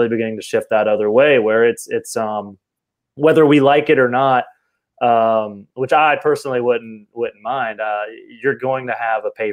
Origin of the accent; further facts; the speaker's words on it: Watkinsville, Georgia, United States; my earliest memories as a kid growing up in Watkinsville, Georgia, right outside of Athens